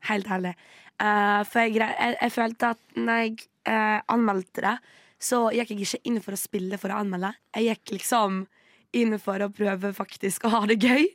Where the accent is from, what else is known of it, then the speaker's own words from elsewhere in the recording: Western Norway, Norway; now in Oslo, Norway; som en vestlending